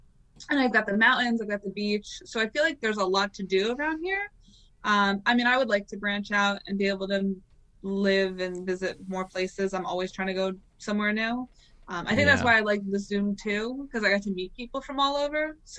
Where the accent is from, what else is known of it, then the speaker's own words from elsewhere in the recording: New Jersey, United States; I'm born and raised in Jersey. I love it over here. I love it because, like, where I am, I'm kind of in the middle of nowhere of Jersey. I'm, like, in that Jersey Shore area, so I'm, like, by the beach.